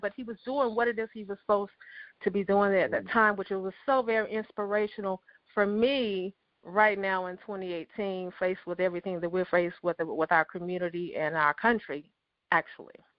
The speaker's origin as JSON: {"language": "English", "town": "Memphis", "region": "Tennessee", "country": "United States", "tie": "born or raised there", "moved": "yes", "said": "we both born and raised in Memphis, Tennessee"}